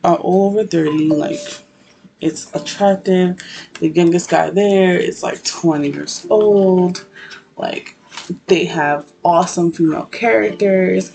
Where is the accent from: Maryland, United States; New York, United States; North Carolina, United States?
New York, United States; I'm from New York